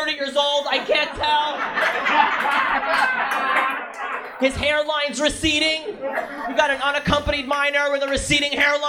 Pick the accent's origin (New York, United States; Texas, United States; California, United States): New York, United States; But growing up in New York, and New Yorkers, even if you've been here for a long time, we have such a bad reputation for being assholes.